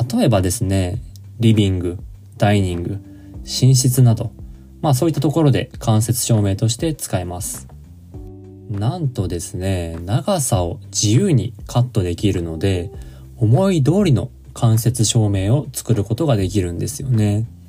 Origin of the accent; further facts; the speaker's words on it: Niigata, Japan; 私の地元は あの新潟県